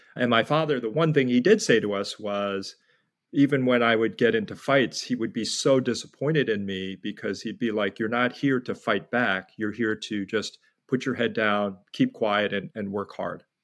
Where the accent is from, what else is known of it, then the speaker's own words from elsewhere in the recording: United States; also born or lived in New York City / New Jersey; I was born in New York City at a time when there were very few Koreans, and then grew up in New York and New Jersey